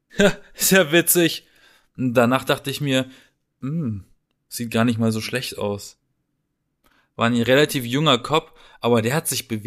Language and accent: German; Baden-Baden, Baden-Württemberg, Germany; in Baden-Baden, äh, haben wir so eine schöne Parkanlage, eine Allee.